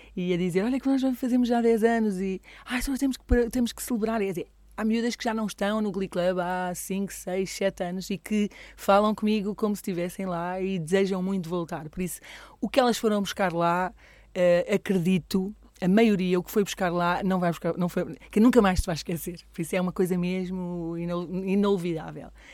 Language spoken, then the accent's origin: Portuguese; Coimbra, Centro, Portugal; moved away as an adult; now in Alcobaça, Portugal; eu não sou de cá, não é? Eu sou de Coimbra